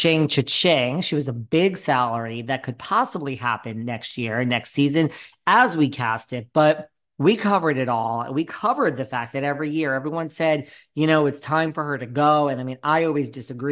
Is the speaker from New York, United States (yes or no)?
yes; New York, United States; I'm a New Yorker tried and true.